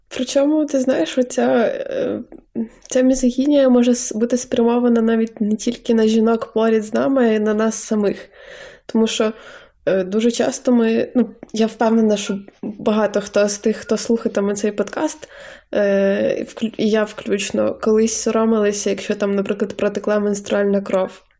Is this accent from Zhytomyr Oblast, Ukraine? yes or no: yes; Zhytomyr, Zhytomyr Oblast, Ukraine; now in Ivano-Frankivsk, Ukraine; ми живемо в Франківську і познайомились в Франківську, але я з Житомира